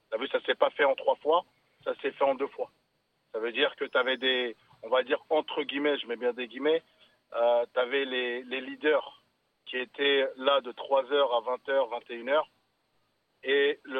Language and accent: French; Coubron, Île-de-France, France; Moi, je suis de Tremblay, moi, je suis de Coubron